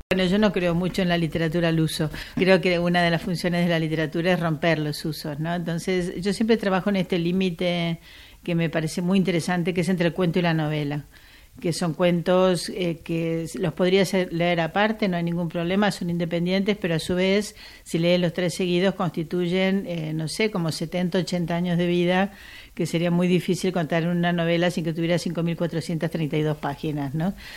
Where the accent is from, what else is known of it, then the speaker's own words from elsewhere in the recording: Argentina; accent: Argentine; moved away as an adult; now in Spain; yo hablo argentino, como habrás notado, aunque escribo en castellano peninsular